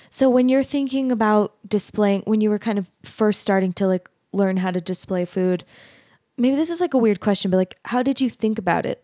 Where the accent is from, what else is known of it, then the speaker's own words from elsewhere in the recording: Arizona, United States; I grew up in Arizona